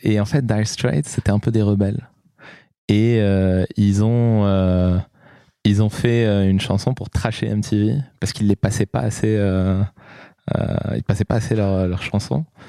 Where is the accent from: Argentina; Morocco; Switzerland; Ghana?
Morocco; moved away; also born or lived in Lyon; Moi, je, suis né, j'ai grandi au Maroc